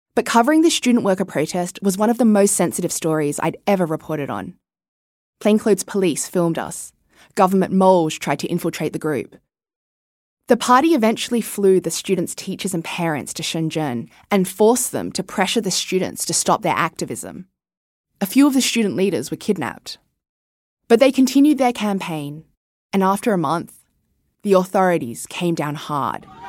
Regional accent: Sydney, New South Wales, Australia; moved away as an adult; I was born and raised in Sydney, and in many ways, had a typical Australian childhood

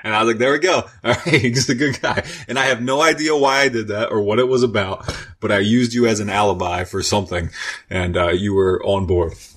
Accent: York, Pennsylvania, United States; also born or lived in Baltimore, Maryland; now in Lancaster, United States; when I grew up in York, I was always going to Baltimore and eventually moved there and lived there and came back and then into York. And now I'm here in Lancaster

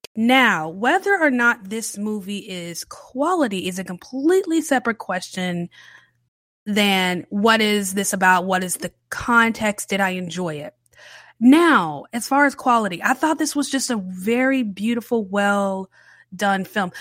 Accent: United States; I'm American and we say parking lot.

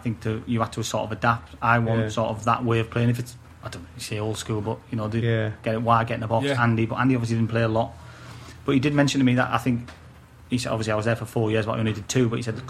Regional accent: Middlesbrough, North East England, United Kingdom; moved away as an adult; Like from Middlesbrough coming up

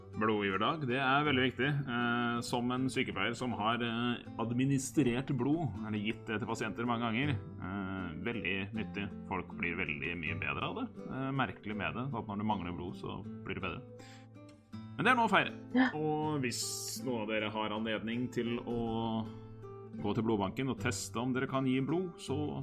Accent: Hamar, Innlandet, Norway; moved away; jeg er en liten tur hjemme på Hamar

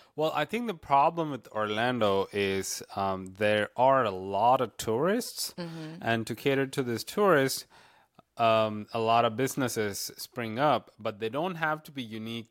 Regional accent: South India, India; now in Florida, United States; I grew up in India and the in the South in mm-hmm. South India

